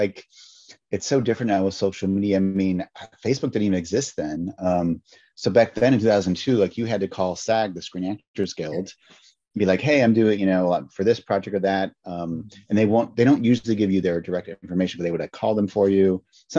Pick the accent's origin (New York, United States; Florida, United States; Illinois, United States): Illinois, United States; Chicago; and I'm from Chicago.